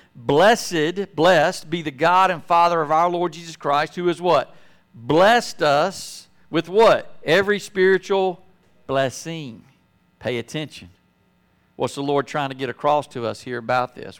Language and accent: English; Apex, North Carolina, United States; moved away as an adult; growing up in Apex